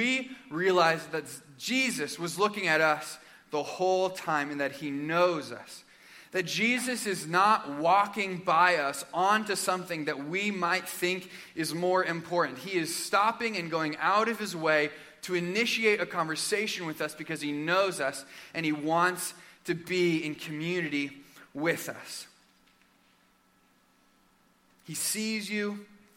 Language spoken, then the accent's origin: English; Arizona, United States; In my home state of Arizona